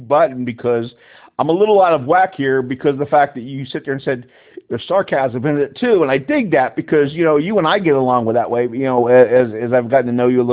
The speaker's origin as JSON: {"language": "English", "area": "outside of Philly", "region": "Pennsylvania", "country": "United States", "tie": "born or raised there", "also_born_or_lived": "Texas", "said": "I'm a Texas boy, but I grew up outside of Philly"}